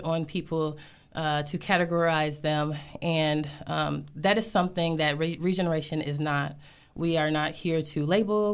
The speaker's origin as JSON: {"language": "English", "town": "Grand Blanc", "region": "Michigan", "country": "United States", "tie": "born or raised there", "also_born_or_lived": "Flint, Michigan / Atlanta, Georgia", "moved": "as an adult", "lives_now": "DMV area, United States", "said": "I was born in Flint, Michigan. Um, I grew up right outside of there, uh, in a suburb called Grand Blanc"}